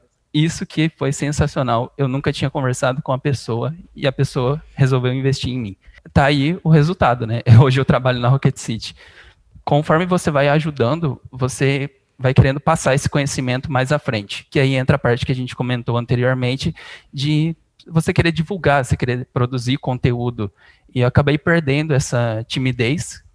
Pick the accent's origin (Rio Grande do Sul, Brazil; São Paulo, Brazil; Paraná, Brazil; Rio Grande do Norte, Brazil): São Paulo, Brazil; Bebedouro; Eu sou de Bebedouro, interior de São Paulo